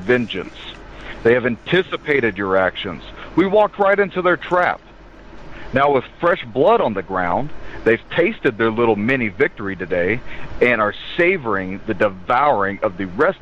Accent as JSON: {"language": "English", "region": "the South", "country": "United States", "accent": "southern", "said": "I'm from the South"}